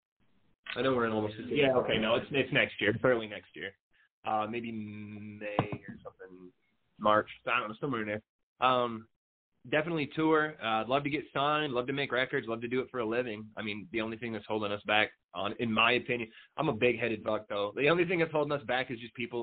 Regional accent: United States; I'm American

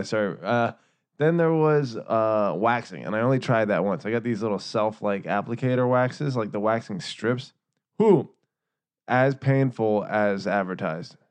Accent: Northern Virginia, United States; we're from Northern Virginia

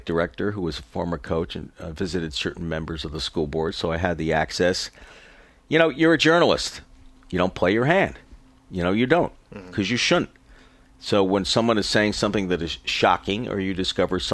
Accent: New York City, New York, United States; I'm from New York City and had a life of extreme embarrassing privilege.

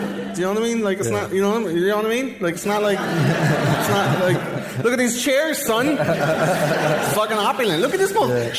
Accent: Russia; I'm actually Russian.

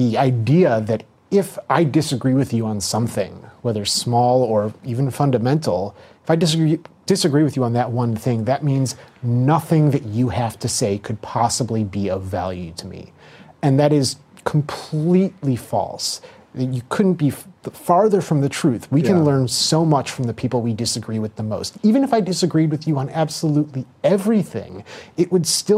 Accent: Skokie, Illinois, United States; I grew up in Skokie, Illinois

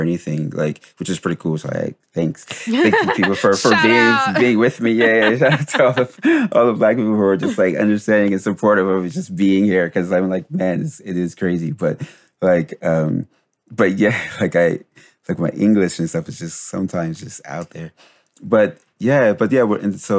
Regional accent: Paterson, New Jersey, United States; being Black and growing up in where we grew up in Patterson, Jersey

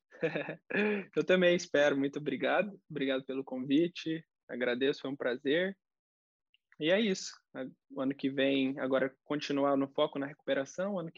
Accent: Curitiba, Paraná, Brazil; Você é de Curitiba, né? Sou de Curitiba. É, eu fiz toda a reabilitação lá.

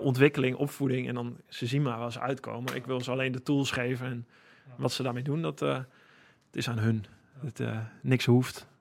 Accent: Holten, Overijssel, Netherlands; moved away; also born or lived in Friesland; Holte, waar ik vandaan kom, in het oosten van het land

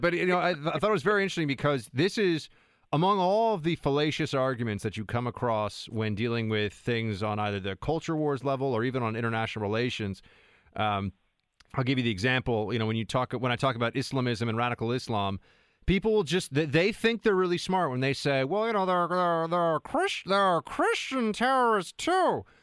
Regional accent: New York, United States; I'm a New Yorker

